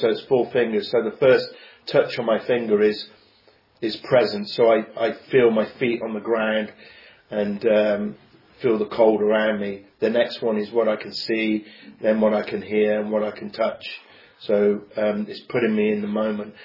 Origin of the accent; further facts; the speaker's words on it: Coventry, West Midlands, United Kingdom; I'm from Coventry. I was brought up here.